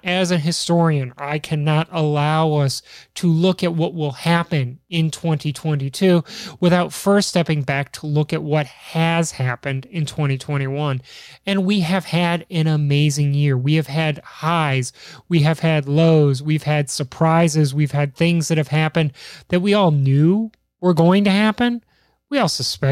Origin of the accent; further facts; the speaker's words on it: Chicago, Illinois, United States; We're not weak from Chicago